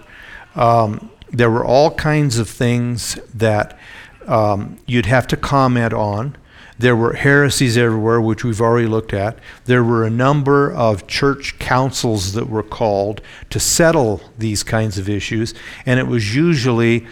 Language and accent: English; Oregon, United States; when I was a little kid, I grew up in Oregon